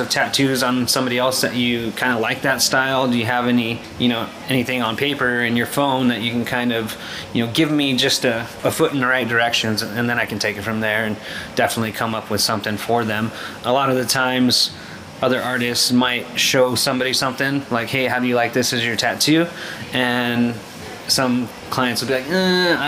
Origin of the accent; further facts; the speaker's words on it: New Mexico, United States; I'm from New Mexico.